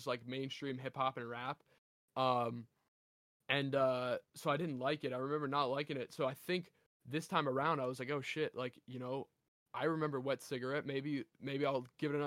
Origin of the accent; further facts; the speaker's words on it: Delaware, United States; I'm from Delaware